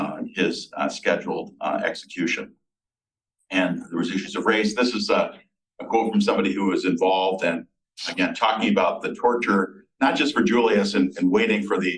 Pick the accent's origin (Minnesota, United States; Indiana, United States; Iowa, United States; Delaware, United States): Minnesota, United States; Mankato; moved away as an adult; now in Baltimore, United States; I grew up in Mankato, which is the site of the largest mass hanging in U.S. history